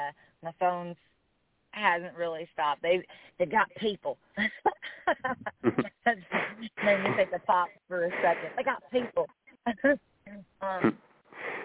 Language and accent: English; Bardstown, Kentucky, United States; I love my hometown just like it is.